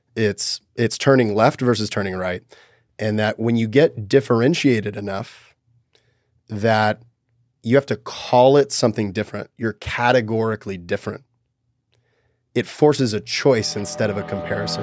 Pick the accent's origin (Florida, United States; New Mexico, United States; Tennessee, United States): Tennessee, United States; Nashville; I was born in Nashville, Tennessee